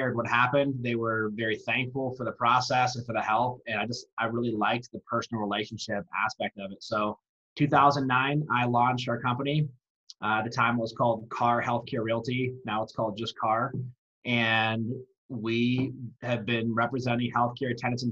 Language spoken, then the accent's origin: English; Michigan, United States; moved away as an adult; now in Colorado, United States; I grew up in Michigan and spent the majority of my childhood there. Moved to Colorado in my 20s, and that's where I've been ever since.